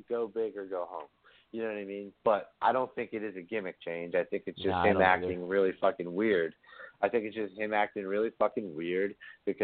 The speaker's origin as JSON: {"language": "English", "town": "Bristol", "region": "Pennsylvania", "country": "United States", "tie": "born or raised there", "said": "I grew up in Bristolboro, Pennsylvania, in Bucks County, which is like a half an hour north of Philadelphia"}